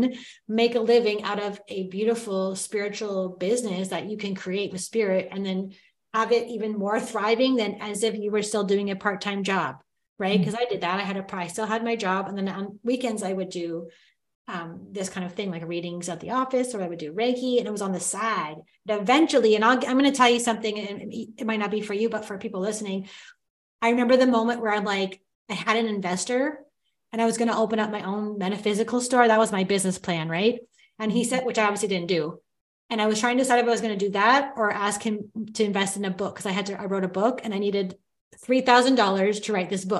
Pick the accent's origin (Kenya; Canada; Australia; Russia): Canada; Timmins, Ontario; I was born in Timmins, Ontario